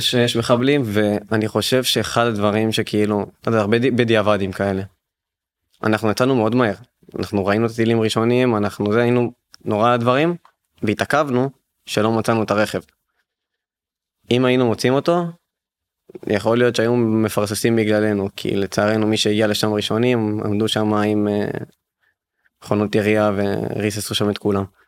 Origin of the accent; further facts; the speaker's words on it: Ashdod, Southern District, Israel; אנחנו בסוף תושבי הדרום אנחנו מאשדוד